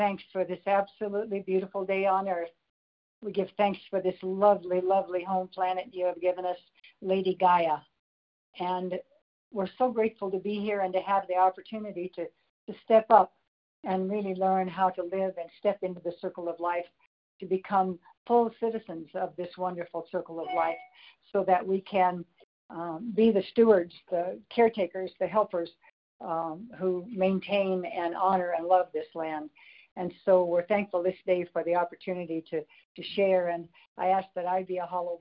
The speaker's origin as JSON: {"language": "English", "area": "Crow Reservation", "region": "southeastern Montana", "country": "United States", "tie": "born or raised there", "also_born_or_lived": "Europe", "moved": "as an adult", "said": "I was raised on the Crow Reservation in southeastern Montana on my dad's original Indian allotment."}